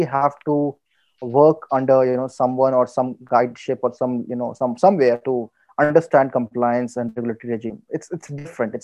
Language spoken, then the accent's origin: English; India; also born or lived in Qatar; I'm a loyal Indian